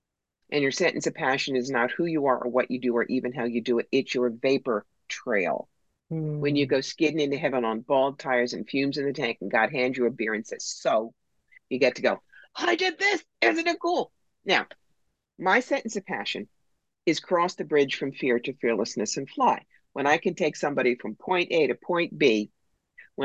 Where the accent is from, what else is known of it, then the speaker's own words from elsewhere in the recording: New Jersey, United States; now in New York, United States; I grew up right across the river from Philly in South Jersey.